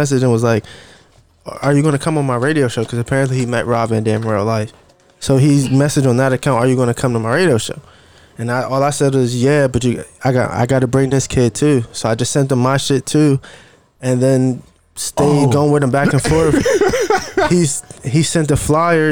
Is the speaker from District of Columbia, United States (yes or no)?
yes; Washington, District of Columbia, United States; also born or lived in Connecticut / Maryland / Richmond; I was born in Connecticut. I grew up in DC and Maryland, but like, DC is just it's my home city